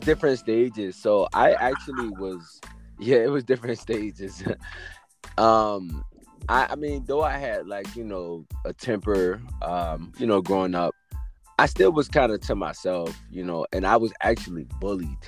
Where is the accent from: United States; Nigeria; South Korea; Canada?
United States; Richmond, Virginia; I was born and raised in Richmond, Virginia